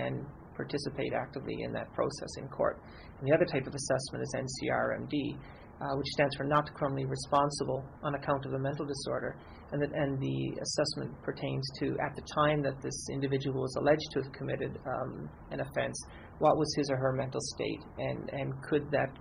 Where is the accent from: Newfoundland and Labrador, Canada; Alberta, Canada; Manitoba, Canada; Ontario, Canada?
Newfoundland and Labrador, Canada; now in British Columbia, Canada; I was born and raised in Newfoundland. I moved out to BC in 93